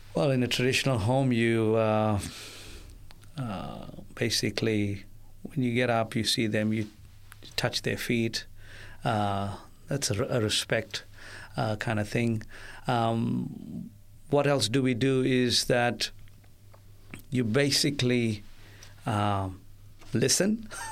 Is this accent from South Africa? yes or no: yes; South Africa; I witnessed growing up in South Africa